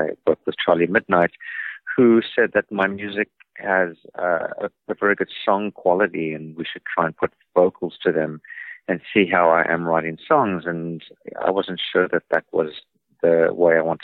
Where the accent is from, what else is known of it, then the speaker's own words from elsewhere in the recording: South Africa; moved away as an adult; also born or lived in New York; I grew up in South Africa as a child prodigy of music.